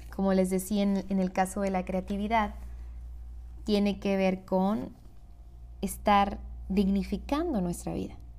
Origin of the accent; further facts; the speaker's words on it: Hermosillo, Sonora, Mexico; yo soy de Hermosillo, Sonora